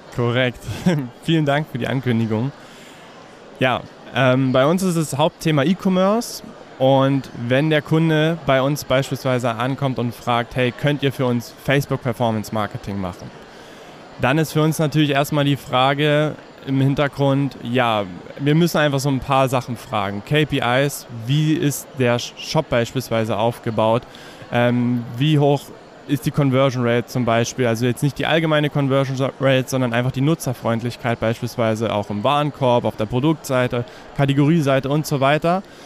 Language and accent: German; Herrnhut, Saxony, Germany; now in Görlitz, Germany; tatsächlich komme ich ursprünglich aus der Ecke Herrnhut